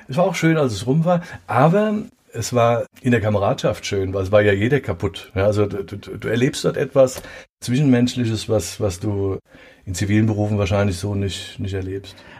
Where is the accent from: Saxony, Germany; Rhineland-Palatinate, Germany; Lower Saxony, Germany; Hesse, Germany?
Rhineland-Palatinate, Germany; Mainz; in der Leibnizstraße, in der Mainzer Neustadt. Ich bin ein Neustadt-Bengel, ja, eine echte Mainzer.